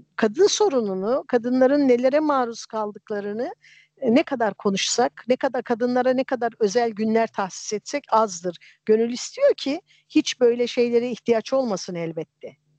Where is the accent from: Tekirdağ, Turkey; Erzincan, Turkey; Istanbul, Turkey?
Erzincan, Turkey; a village of; also born or lived in Kelkit, Gümüşhane; ben Erzincan'ın bir köyünde büyüdüm. Kelkit'in bir köyünde doğdum.